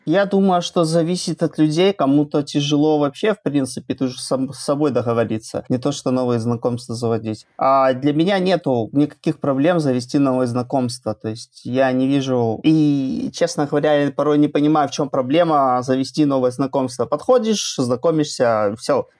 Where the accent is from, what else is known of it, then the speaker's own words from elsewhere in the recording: Belarus; Я из Беларуси